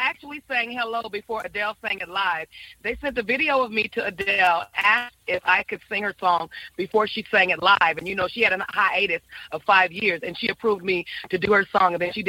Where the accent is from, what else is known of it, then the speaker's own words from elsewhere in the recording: Detroit, Michigan, United States; I'm from Detroit.